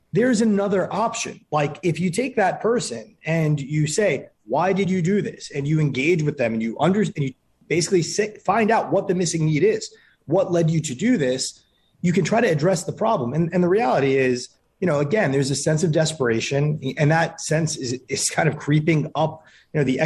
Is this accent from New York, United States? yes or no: yes; New York, United States; I grew up in New York in the 80s and 90s